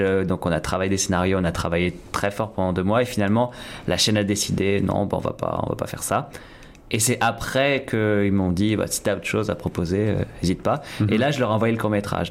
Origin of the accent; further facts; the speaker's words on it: France; moved away as an adult; now in Toronto, Canada; en tant que Français